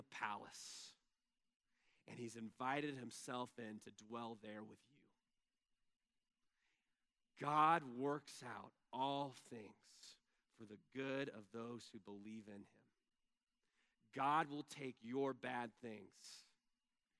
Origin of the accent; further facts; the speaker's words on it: Texas, United States; first language English; I'm from Texas